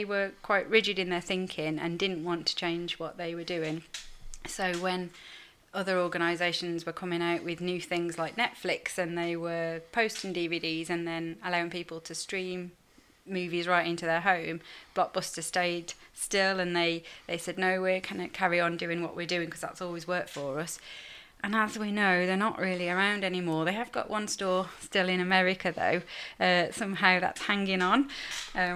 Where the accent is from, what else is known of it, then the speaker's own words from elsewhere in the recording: Staffordshire, West Midlands, United Kingdom; I'm not from Liverpool, as you'll tell from my accent. I'm from Staffordshire.